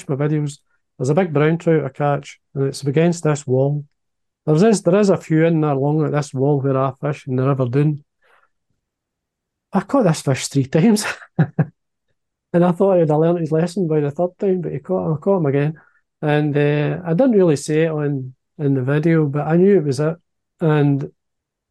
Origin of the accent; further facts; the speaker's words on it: Dalmellington, Scotland, United Kingdom; I was born in Dal Mellenton, which is a small mining village, 15 miles drive from here. And Loch Doon is just the top of the hill, and that's where my playground was.